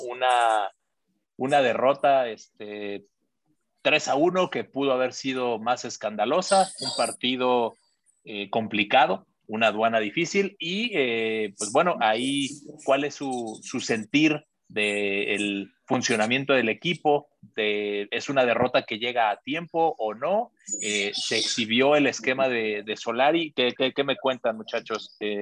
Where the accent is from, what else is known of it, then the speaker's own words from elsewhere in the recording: Mexico City, Mexico; siendo chilango, ir a, la escuelita del América